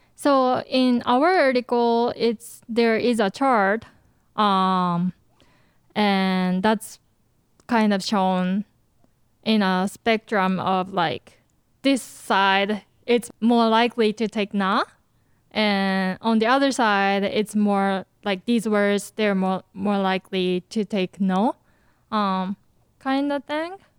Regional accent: Japan; moved away; I grew up in Japan

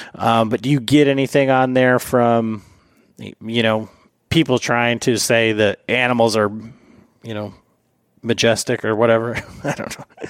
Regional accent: Michigan, United States; I'm from Michigan.

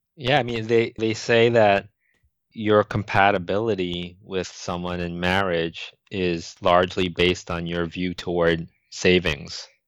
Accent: New York City, New York, United States; growing up in Manhattan, I used to browse bookstores as a teenager

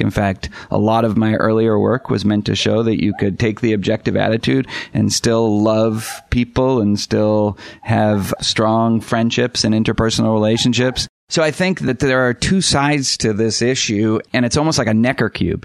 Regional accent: Boston, Massachusetts, United States; I grew up in Boston

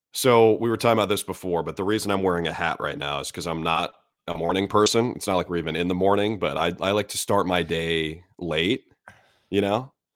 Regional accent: Minnesota, United States; moved away; also born or lived in Syracuse; I grew up in Minnesota

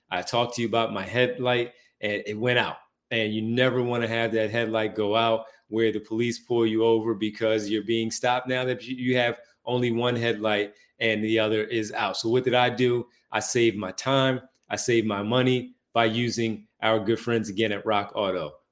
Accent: Philadelphia, Pennsylvania, United States; Growing up in Philadelphia, you do not like the Celtics. I grew up in Philly.

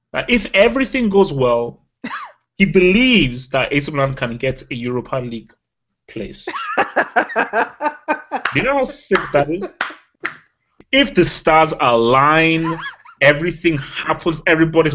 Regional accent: Nigeria; moved away; as a Nigerian and as an African

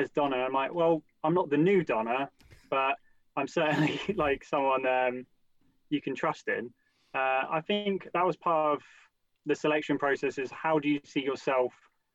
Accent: Portsmouth, South East England, United Kingdom; also born or lived in London; I grew up in Hilsea

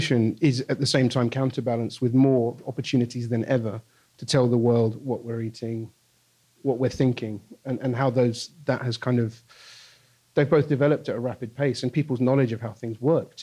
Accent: United Kingdom; now in New York, United States; I live here now, but obviously I'm from Brexit land

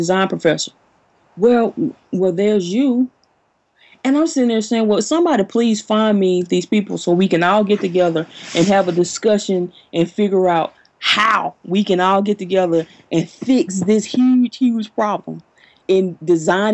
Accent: Jackson, Mississippi, United States; moved away as an adult; now in Huntsville, United States; I'm primarily in Huntsville during the year, but I was born and raised in Jackson, Mississippi.

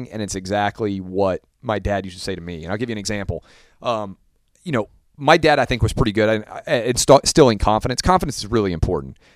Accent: Southern United States, United States; I was raised in the South, it's the flip, right?

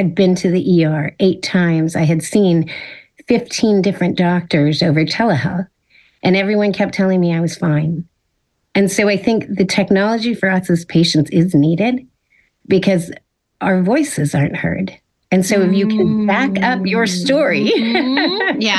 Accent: Silicon Valley, California, United States; I grew up in Silicon Valley. So technology has kind of been ingrained since I was a kid

